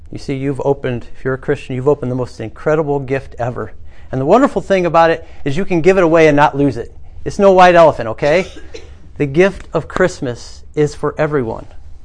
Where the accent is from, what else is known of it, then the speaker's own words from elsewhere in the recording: United States; We're from America